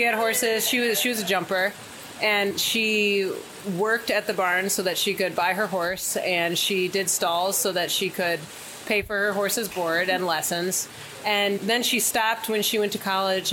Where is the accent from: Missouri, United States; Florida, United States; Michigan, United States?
Michigan, United States; West Bloomfield; moved away as an adult; now in Ocala, United States; I'm from Michigan